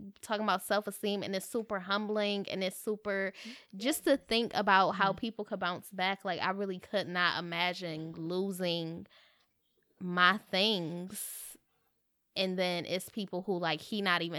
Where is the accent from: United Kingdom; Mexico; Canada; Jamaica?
Jamaica; I'm Jamaican, but I'm ready for the parade.